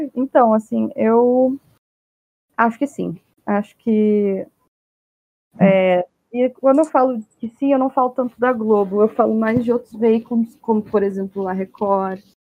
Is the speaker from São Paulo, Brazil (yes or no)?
no; Rio Grande do Sul, Brazil; eu sou do Rio Grande do Sul